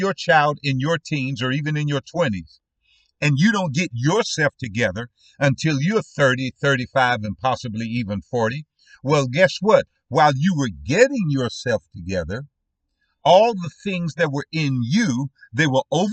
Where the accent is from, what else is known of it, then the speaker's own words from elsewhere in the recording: United States; we as Black American parents